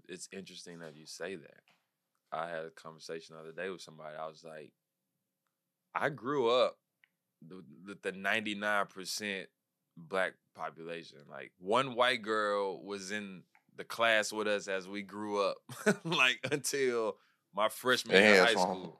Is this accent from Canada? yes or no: no; the South, United States; growing up in the South, so much is acceptable that it should not be acceptable